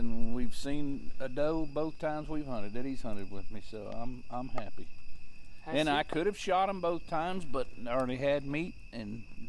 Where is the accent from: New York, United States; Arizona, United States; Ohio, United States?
Ohio, United States; and I was born in Ohio